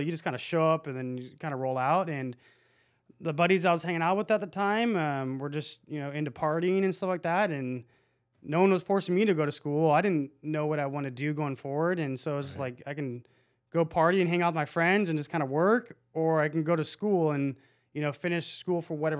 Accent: Lake Forest, California, United States; So I grew up in Lake Forest.

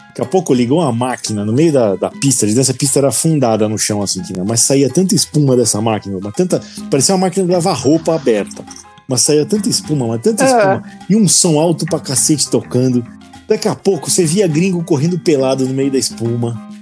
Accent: Brazil; a gente é do Brasil

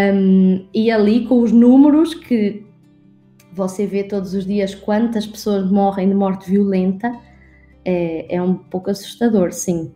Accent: Portugal; accent: Portuguese; moved away as an adult; also born or lived in Scotland / Brazil; eu, na verdade, sou portuguesa, nasci em Portugal e morei em Portugal até aos meus 18 anos.

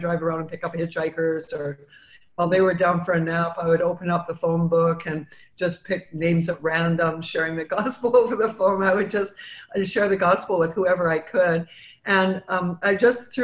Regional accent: Vancouver, British Columbia, Canada; moved away as an adult; now in United States; I was born and raised in Vancouver, Canada

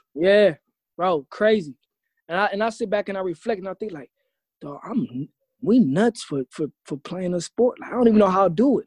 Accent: Ohio, United States; moved away as an adult; also born or lived in Austin, Texas; I grew up in Ohio

